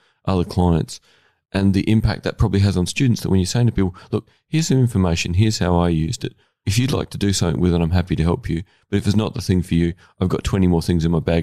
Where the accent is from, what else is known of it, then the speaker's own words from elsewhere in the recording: Australia; I'm an Australian male